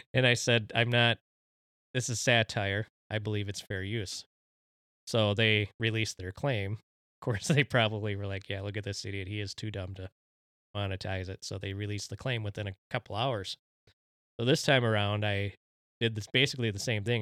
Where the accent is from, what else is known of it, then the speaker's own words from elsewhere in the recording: Mexico; my home country, the Mexicans.